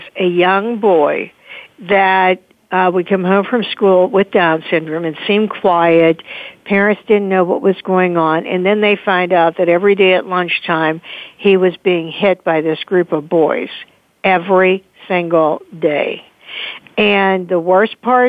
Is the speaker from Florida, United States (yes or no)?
no; Pittsburgh, Pennsylvania, United States; also born or lived in Delaware; Pittsburgh, my hometown